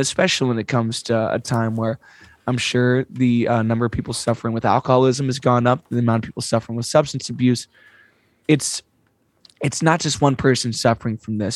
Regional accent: United States; as an American

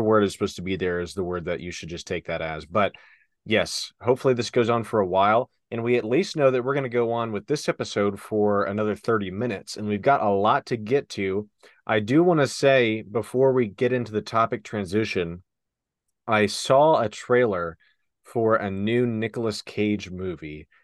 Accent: Western Kentucky, United States; moved away; where we're from originally, Western Kentucky

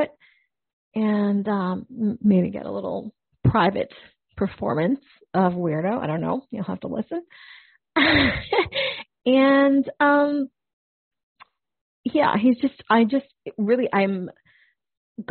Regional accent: Canada; as a Canadian, grew up listening

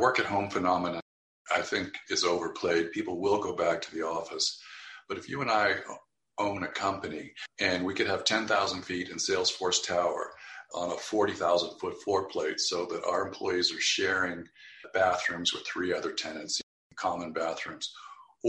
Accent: a desert town in Southern California, United States; now in Palo Alto, United States; my hometown, but it's a dump

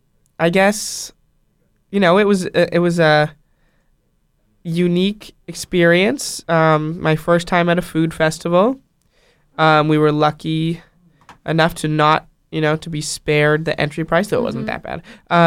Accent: United States; I'm from America.

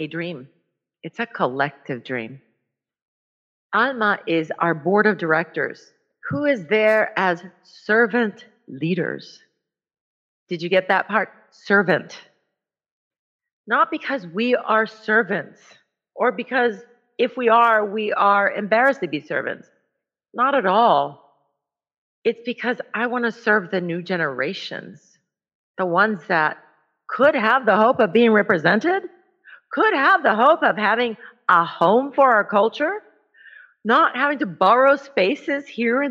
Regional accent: El Salvador; moved away; I am from El Salvador

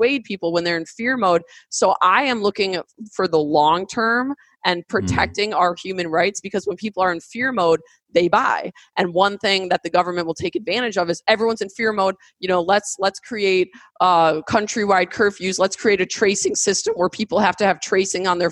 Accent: United States; I, as an American

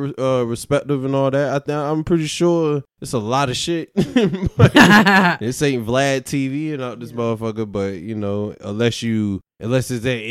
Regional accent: New York, United States; accent: New York; And then I get the New York shit because of my, like, I guess my accent

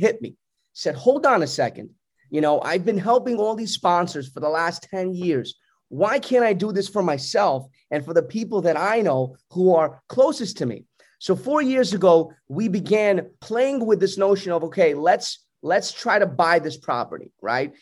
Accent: New York City, New York, United States; accent: Brooklyn; I was raised in Brooklyn

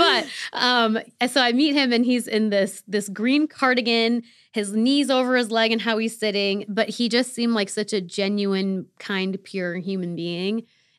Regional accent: Rochester, New York, United States; And some friends in college founded it in my hometown in Rochester.

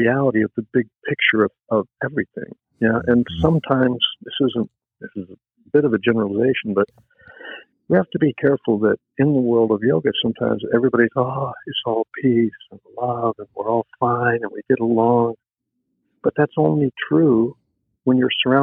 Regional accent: the South, United States; I grew up in the South.

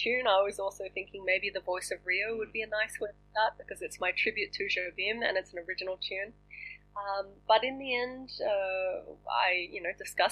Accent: Australia; moved away as an adult; also born or lived in Boston, United States / Paris, France / London, United Kingdom; now in Los Angeles, United States; I left Australia, which is my home country.

